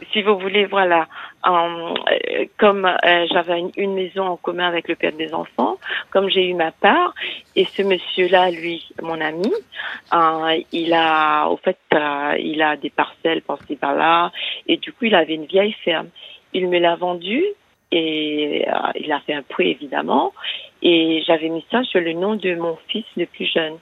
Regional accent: Mauritius; now in France; Je suis d'origine mauricienne.

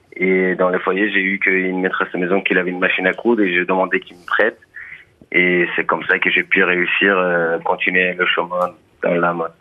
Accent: Afghanistan; French is a second language; also born or lived in Iran; now in France; Quand on est parti de l'Afghanistan

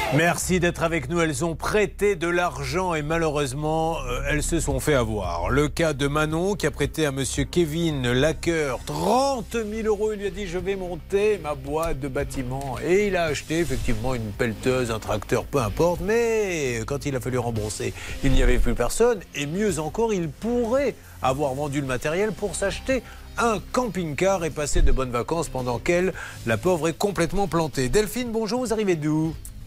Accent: Bordeaux, Nouvelle-Aquitaine, France; je suis bordelais

